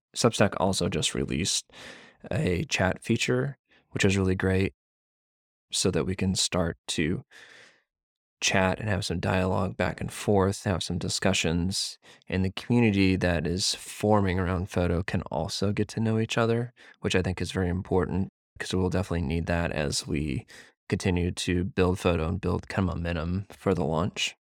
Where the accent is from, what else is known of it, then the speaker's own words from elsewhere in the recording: Missouri, United States; I grew up in Missouri.